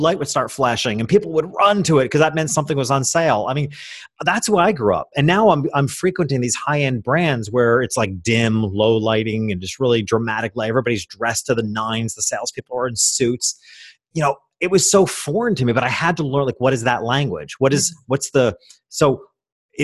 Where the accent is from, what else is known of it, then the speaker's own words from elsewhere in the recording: Hopewell Junction, New York, United States; I went back to my hometown, which was a small country town 2 hours north of New York City